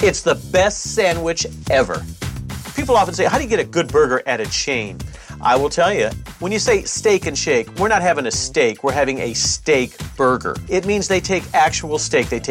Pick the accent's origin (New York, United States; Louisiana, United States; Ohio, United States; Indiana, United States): Indiana, United States; Indianapolis; Growing up in Indianapolis